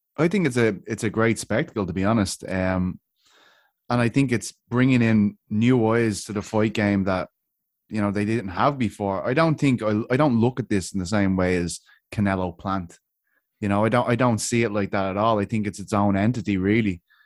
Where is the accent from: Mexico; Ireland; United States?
Ireland; I'm from Ireland